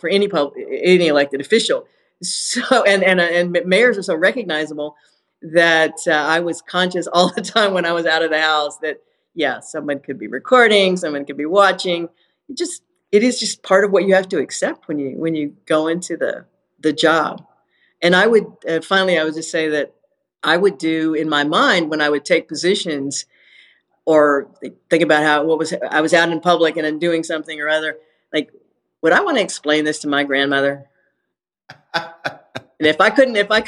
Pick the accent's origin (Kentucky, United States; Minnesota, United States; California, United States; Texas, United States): Texas, United States; Houston; my hometown, for my city